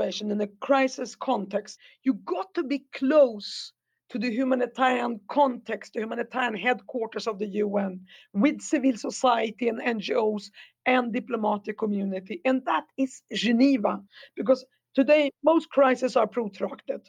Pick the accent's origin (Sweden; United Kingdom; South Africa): Sweden; I come from Sweden, my father was Egyptian, I come from Sweden